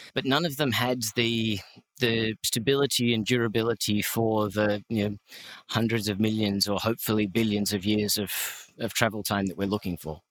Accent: Australia; I'm Australian.

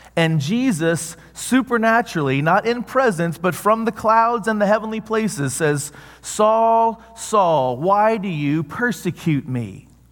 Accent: the South, United States; I grew up in the South.

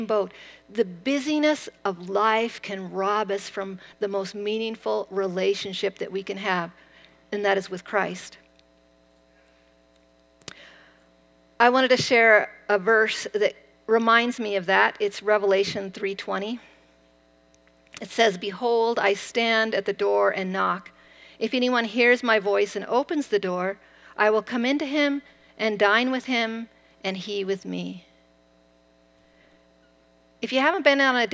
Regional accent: Eastern Washington, United States; I grew up in Eastern Washington on a wheat ranch

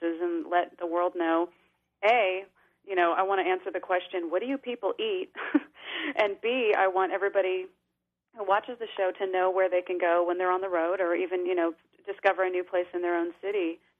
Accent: Northern California, United States; moved away as an adult; now in Nashville, United States; I'm originally from Northern California, but I have lived in Nashville for 8 years

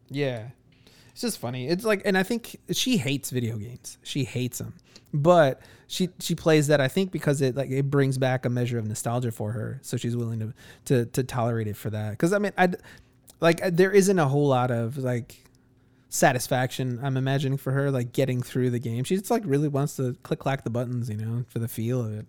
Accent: Chicago, Illinois, United States; I grew up in Chicago, so I've always been surrounded by massive swaths of people

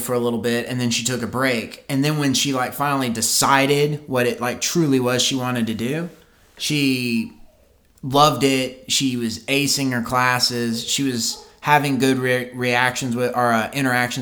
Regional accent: Amarillo, Texas, United States

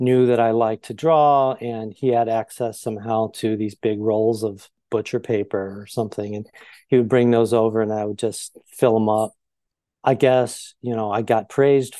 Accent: Belleville, Illinois, United States; also born or lived in East St. Louis, Illinois; now in Chicago, United States; I'm from Southern Illinois

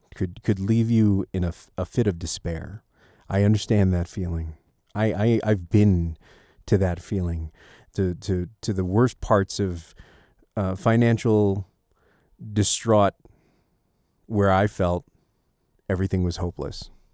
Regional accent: United States; we as an American populace

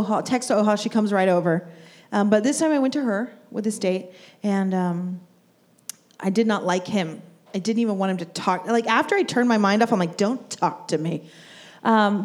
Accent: Alvin, Texas, United States; I'm from Alvin

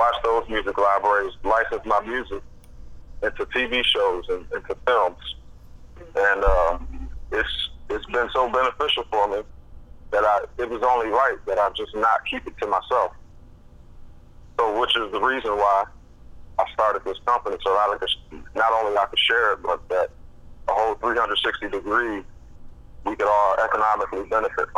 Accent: Philadelphia, Pennsylvania, United States; moved away as an adult; also born or lived in Montana; I grew up in Philadelphia. I was born and raised in Philadelphia for the first 20 years of my life.

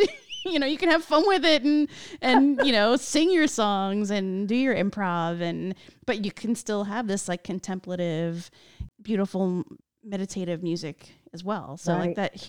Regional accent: New Jersey, United States; I grew up in New Jersey. So we've got like the Jersey Shore, which is beautiful

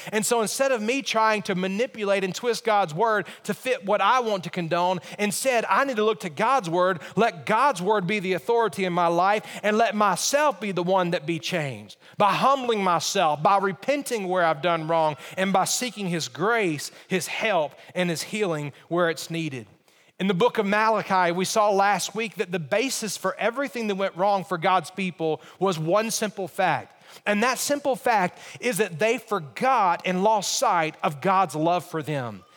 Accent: Alabama, United States; When I think about growing up, I grew up in Alabama.

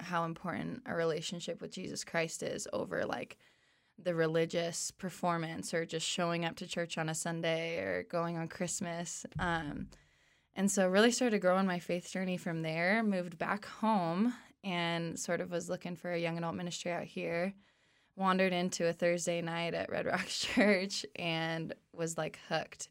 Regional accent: Arvada, Colorado, United States; also born or lived in Oklahoma; I grew up in Colorado. I'm from Arvada

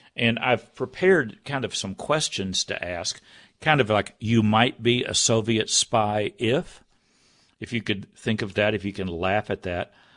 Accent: United States; I'm an American

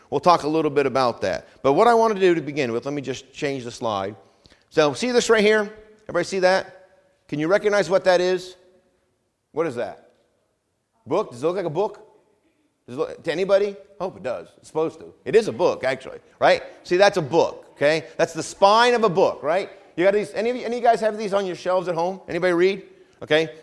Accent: Vermont, United States; now in Hampton Roads, United States; Where I grew up in New England, in Vermont, we actually have four seasons

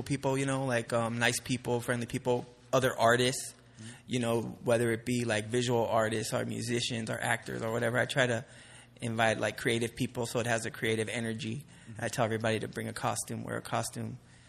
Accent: Southern California, United States; growing up in Southern California

